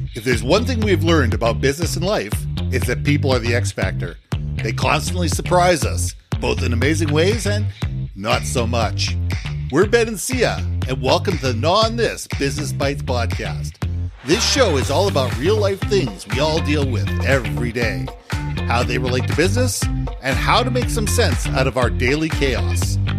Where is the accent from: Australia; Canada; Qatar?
Canada; also born or lived in United States; as a Canadian, I'm a Canadian and American